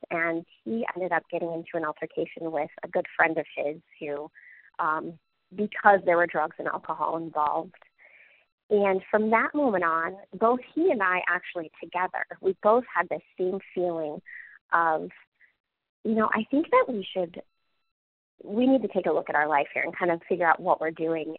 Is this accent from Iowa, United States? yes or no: yes; Cedar Rapids, Iowa, United States; I'm from Cedar Rapids. I grew up here